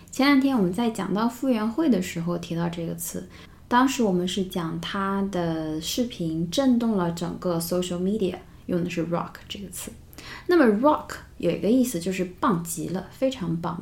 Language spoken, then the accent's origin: Chinese; China; 我们中国人